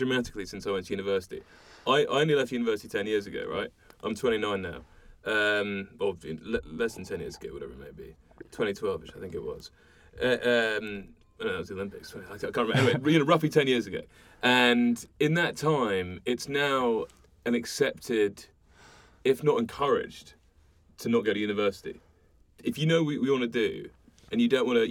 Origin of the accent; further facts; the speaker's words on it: London, United Kingdom; I'm from London, right, born and bred